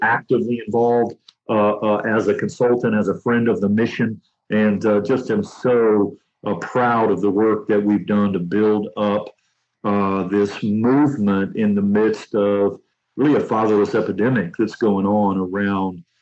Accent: Anderson, Indiana, United States; I grew up in Anderson, Indiana, the Church of God, capital of the world.

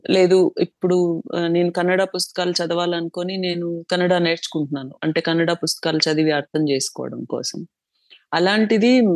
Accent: Chittoor, Andhra Pradesh, India; moved away as an adult; also born or lived in Tirupati; now in Bengaluru, India; నేను చిత్తూరులోనే పుట్టి పెరిగినాను

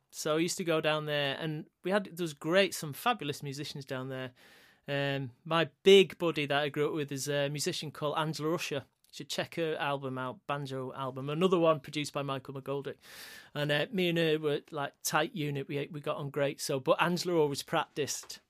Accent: Stockport, North West England, United Kingdom; also born or lived in Levenshulme, Manchester; where we grew up, we were one of the few Irish families initially. Uh, we, uh, sort of first three years was in Leven's Yew in Manchester, the sort of, the Irish area of Manchester. Uh, and, uh, my parents moved out to the suburbs

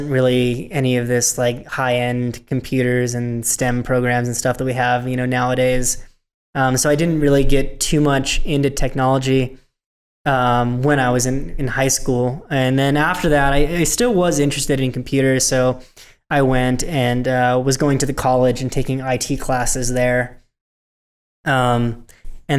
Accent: a rural town in Northern California, United States; I'm from just a rural town in Northern California

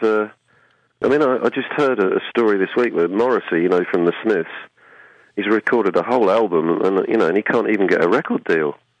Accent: Suffolk, East of England, United Kingdom; in Albury in Suffolk, which is my hometown

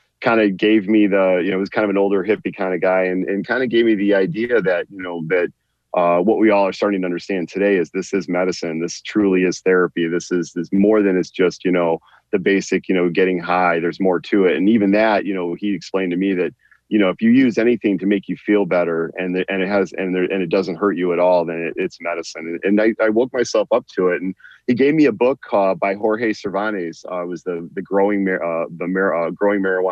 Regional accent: San Diego, California, United States; moved away as an adult; now in Michigan, United States; I grew up mostly in San Diego, and I ended up moving to Michigan, after the military

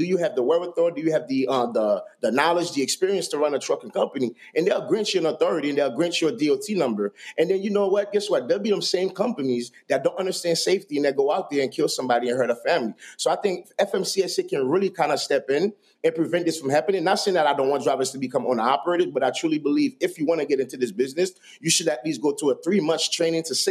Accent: New York City, New York, United States; I grew up in Brooklyn at the time, I remember I was telling you I grew up in a very rough neighborhood

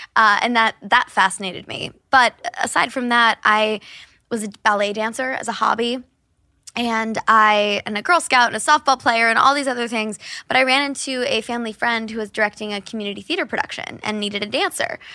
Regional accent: Kansas City, United States; growing up in Kansas City all happened at my grandparents' house

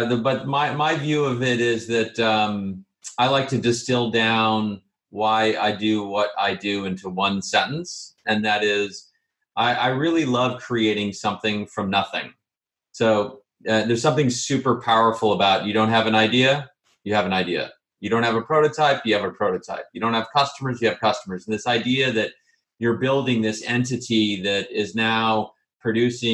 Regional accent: Bay Area, California, United States; I am a California product. So I'm born and raised in the Bay Area.

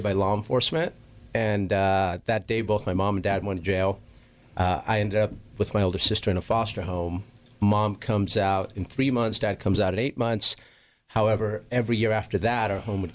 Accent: Los Angeles, California, United States; I grew up in Southeast LA, which is basically next to Watts and Compton

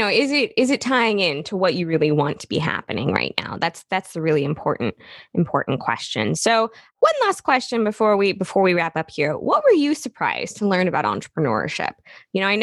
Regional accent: Midwest, United States; I'm from the Midwest

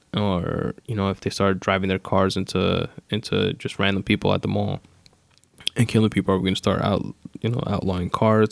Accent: New York, United States; I'm from New York

